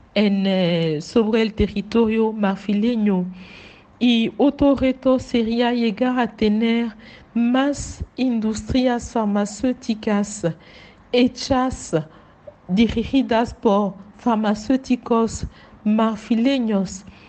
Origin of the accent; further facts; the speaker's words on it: Abidjan, Côte d’Ivoire; Spanish is a second language; Nací en Abidjan, en Côte d'Ivoire